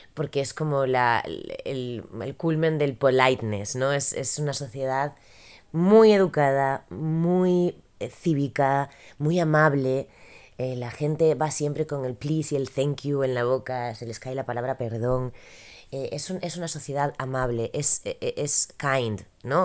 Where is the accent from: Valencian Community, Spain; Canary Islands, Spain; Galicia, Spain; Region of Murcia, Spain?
Galicia, Spain; Como gallega